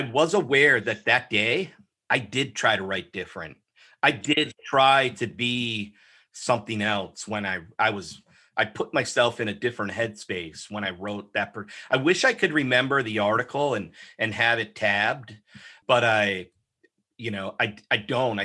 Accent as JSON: {"language": "English", "town": "Oshkosh", "region": "Wisconsin", "country": "United States", "tie": "born or raised there", "said": "I was born and raised in Oshkosh, Wisconsin."}